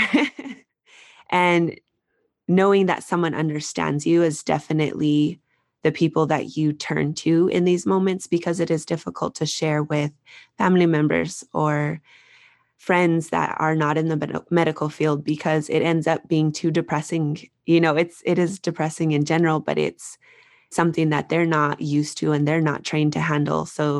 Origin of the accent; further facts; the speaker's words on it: Albuquerque, New Mexico, United States; Yes, I'm from Albuquerque, New Mexico, and I had a friend who I used to work with.